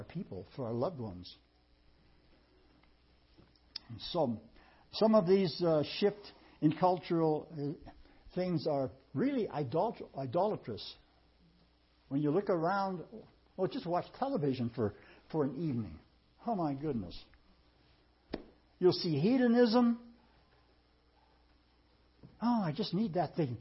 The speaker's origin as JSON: {"language": "English", "country": "United States", "said": "we as American people"}